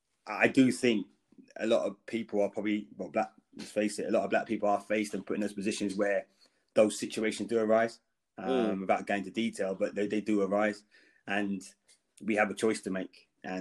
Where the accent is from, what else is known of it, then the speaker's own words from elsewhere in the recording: London, United Kingdom; I think growing up in London, I think, there definitely is probably, the percentage of blacks are higher.